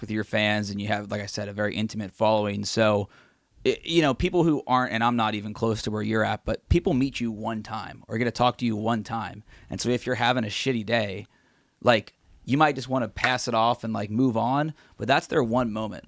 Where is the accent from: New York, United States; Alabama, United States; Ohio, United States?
Ohio, United States; Cincinnati; we grew up in Cincinnati